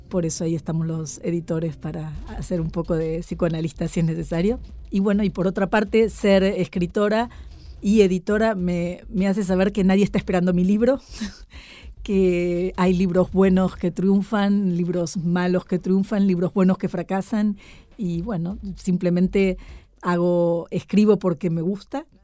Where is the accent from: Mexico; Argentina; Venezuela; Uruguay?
Argentina; now in Madrid, Spain; ser muy argentina